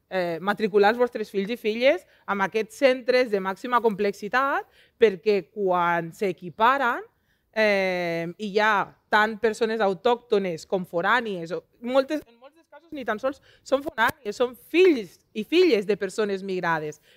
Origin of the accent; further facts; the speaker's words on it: Lleida, Catalonia, Spain; Jo vinc de Lleida, Lleida està al top 3 de ciutats amb més segregació escolar de tota Catalunya.